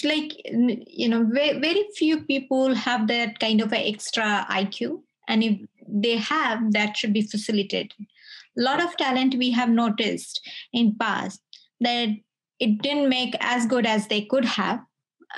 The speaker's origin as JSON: {"language": "English", "country": "India", "moved": "yes", "lives_now": "Sydney, Australia", "said": "I live in Sydney, I recognize and as an Indian"}